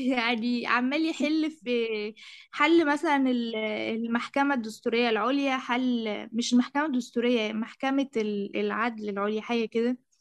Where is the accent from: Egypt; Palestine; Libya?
Egypt; أنا مصرية